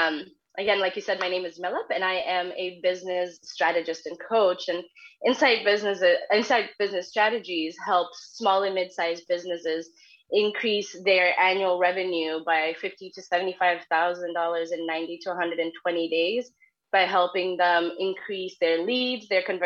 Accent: Kenya; moved away as an adult; now in United States; 4 years after I moved to the U.S. because I'm from Kenya, I decided to start a business.

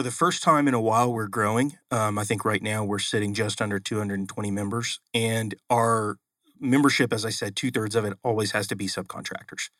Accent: Oklahoma City, Oklahoma, United States; moved away; I'm originally from Oklahoma.

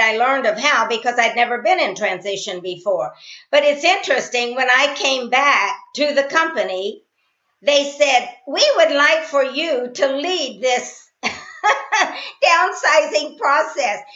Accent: Columbus, Indiana, United States; I'm from Columbus, Indiana, which is about 40 miles from Indiana University

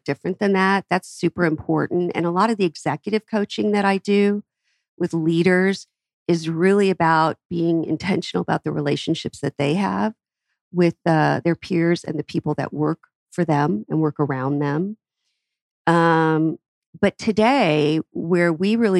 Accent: Atlanta, Georgia, United States; my hometown. We have great businesses in Atlanta.

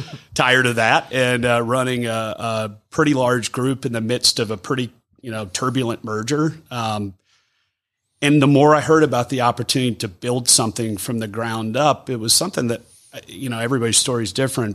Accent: Forsyth County, Georgia, United States; I grew up in Forsyth. It's my hometown.

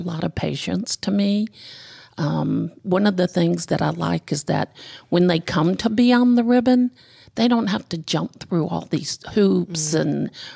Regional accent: Decatur, Georgia, United States; also born or lived in Gwinnett County, Georgia; I'm actually a born and raised Georgia girl. I was born in Decatur. I lived there for probably 25 years and then moved here out into Gwinnett

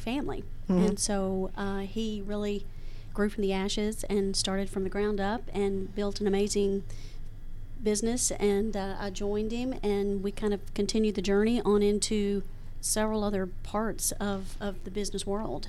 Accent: Georgia, United States; we're from Georgia. I've lived here all my life

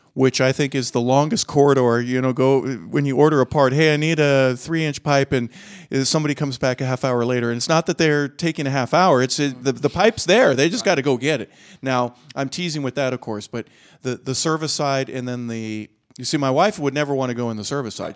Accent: California, United States; moved away; I'm from California

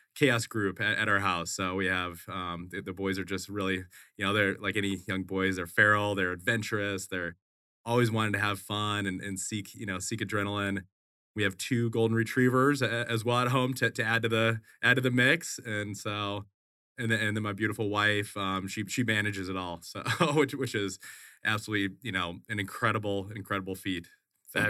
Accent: Wisconsin, United States; moved away as an adult; also born or lived in Boulder, Colorado; now in Phoenix, United States; I grew up in Wisconsin. Grew up in Wisconsin, went to school a, at the University of Colorado in Boulder.

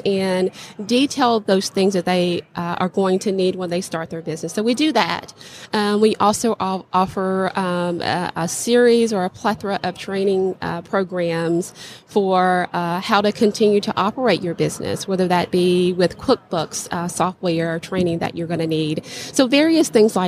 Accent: Louisiana, United States; my hometown in the state of Louisiana

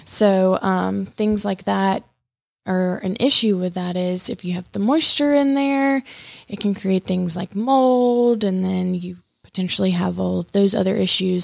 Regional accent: Columbus, Georgia, United States; moved away as an adult; also born or lived in Manhattan, New York; I'm originally from Columbus, Georgia

